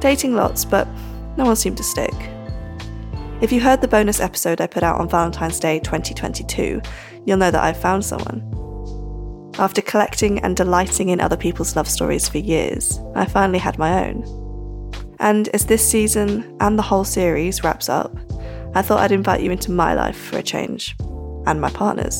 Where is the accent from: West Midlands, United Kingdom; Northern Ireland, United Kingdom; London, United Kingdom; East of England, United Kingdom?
East of England, United Kingdom; Norfolk; now in Manchester, United Kingdom; I live in Manchester, but I'm from Norfolk.